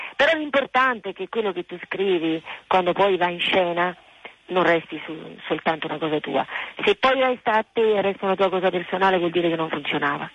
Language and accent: Italian; Naples, Campania, Italy; è la musica della mia terra, essendo nata a Napoli